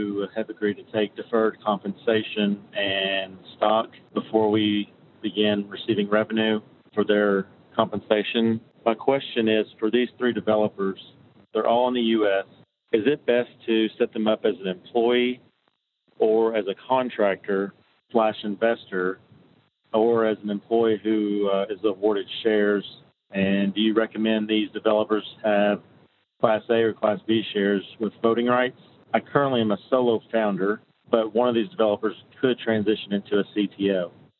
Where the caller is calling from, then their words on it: Kentucky, United States; I'm calling from Kentucky.